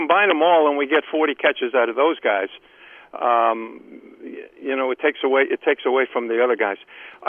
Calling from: Columbia, Maryland, United States; Len from Columbia, Maryland.

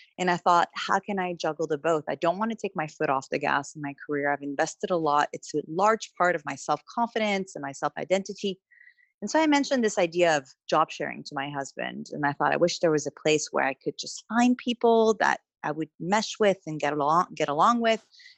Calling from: London, United Kingdom; So I'm calling from London at the moment. We live in Southwest London.

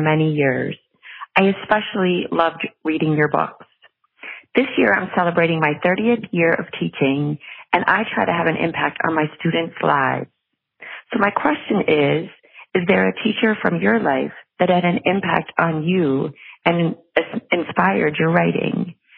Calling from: Pennsylvania, United States; I'm calling from Pennsylvania.

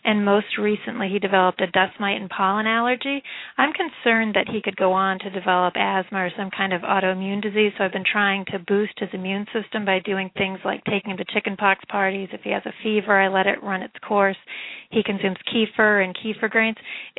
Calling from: Massachusetts, United States; I'm calling from Massachusetts.

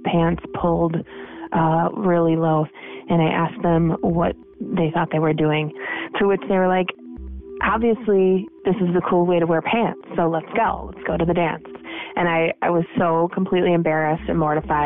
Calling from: Minneapolis, Minnesota, United States; I'm calling from Minneapolis, Minnesota.

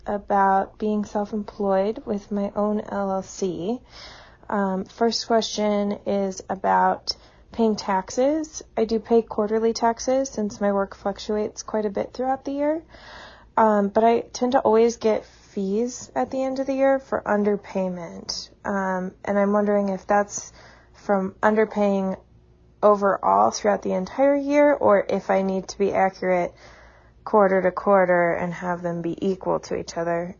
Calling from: Denver, Colorado, United States; I'm calling from Denver, Colorado

